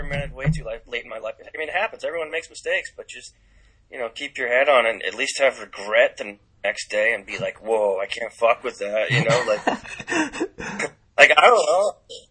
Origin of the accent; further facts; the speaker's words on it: Boston, Massachusetts, United States; also born or lived in California; growing up in Boston in the 80s